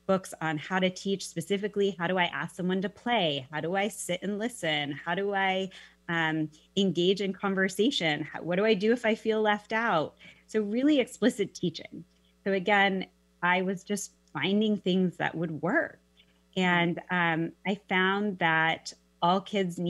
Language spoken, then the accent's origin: English; Mercer Island, Washington, United States; moved away as an adult; also born or lived in Arizona; I grew up on Mercer Island and, spent my elementary, actually preschool, elementary, middle school, and high school, went all through school there